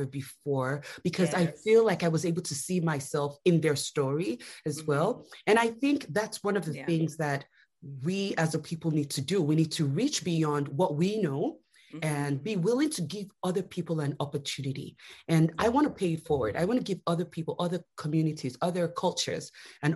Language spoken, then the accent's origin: English; Lagos, Nigeria; now in United States; I grew up in Nigeria